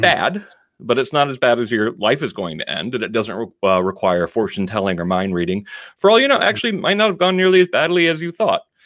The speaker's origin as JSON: {"language": "English", "town": "Danbury", "region": "Connecticut", "country": "United States", "tie": "born or raised there", "also_born_or_lived": "San Francisco, California", "moved": "as an adult", "said": "I'm actually from Danbury, Connecticut, but I grew up in an, in a neighborhood where they, a lot of the other kids were either first generation like I am"}